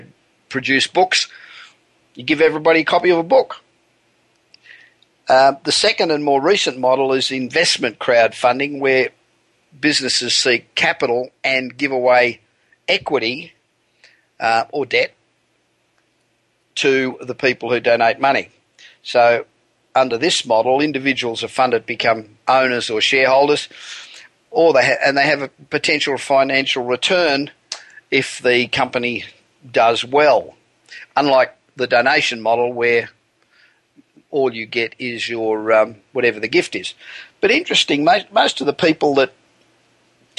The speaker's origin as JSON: {"language": "English", "town": "Los Angeles", "region": "California", "country": "United States", "tie": "born or raised there", "said": "from my hometown of Los Angeles, the City of Angels"}